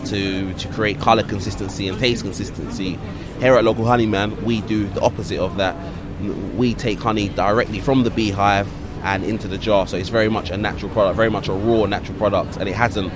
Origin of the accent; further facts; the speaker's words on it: London, United Kingdom; growing up in Hackney in London.